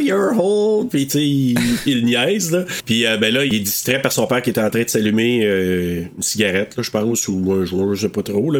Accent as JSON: {"language": "French", "town": "Maniwaki", "region": "Quebec", "country": "Canada", "said": "je viens de Maniwaki"}